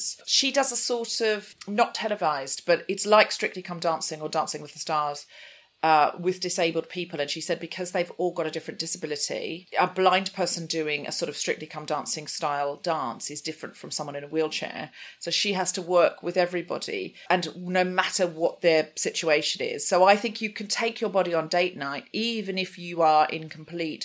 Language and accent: English; Gold Coast, Queensland, Australia; I was raised on the Gold Coast in Queensland in Australia